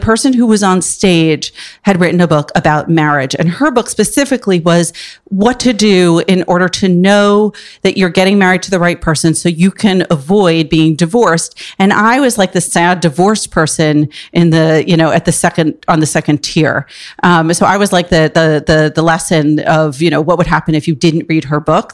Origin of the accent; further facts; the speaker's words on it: Port Washington, New York, United States; also born or lived in Upper West Side, New York City; I grew up on Long Island and in the city on the weekends